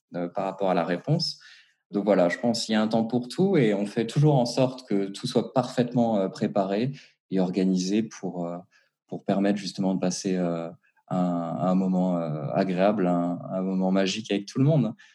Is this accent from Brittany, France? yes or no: no; Strasbourg, Grand Est, France; moved away as an adult; now in Geneva, Switzerland; je viens de Strasbourg, du coup, donc en Alsace. J'ai débarqué à Genève il y a à peu près euh, un peu plus de deux ans maintenant